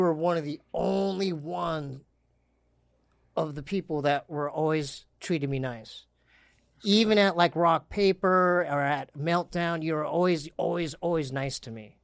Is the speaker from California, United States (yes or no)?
yes; Poway, California, United States; We're from San Diego